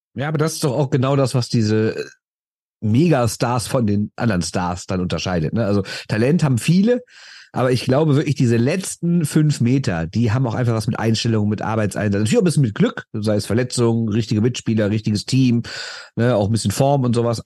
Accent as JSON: {"language": "German", "town": "Düsseldorf", "region": "North Rhine-Westphalia", "country": "Germany", "said": "Ich bin aus Düsseldorf"}